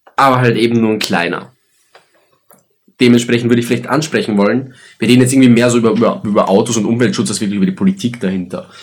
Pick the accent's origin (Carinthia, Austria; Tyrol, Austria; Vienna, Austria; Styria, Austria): Styria, Austria; Graz; wir sind Österreicher